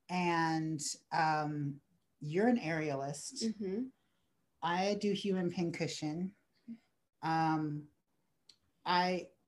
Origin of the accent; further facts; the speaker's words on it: El Paso, Texas, United States; born there; also born or lived in Alabama / New Orleans / Denver / Alaska; I am as well a military kid, and so I was born in El Paso, Texas.